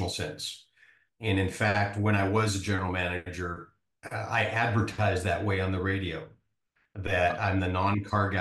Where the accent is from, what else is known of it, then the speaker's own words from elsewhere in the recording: Vancouver, British Columbia, Canada; now in Nebraska, United States; I grew up in Vancouver, Canada. I live in Nebraska now